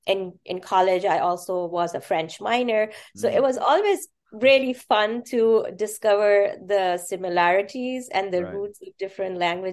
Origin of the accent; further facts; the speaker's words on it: Karachi, Sindh, Pakistan; first language Urdu; English is a second language; moved away as an adult; also born or lived in Chicago, United States / Pittsburgh, United States; now in United States; growing up in Pakistan, we studied several languages at the same time. Mm-hmm. So Urdu is my native language. That is my first language. But then alongside, we studied English right from kindergarten. Another regional language, which is Sindhi, which belongs to the province where Karachi is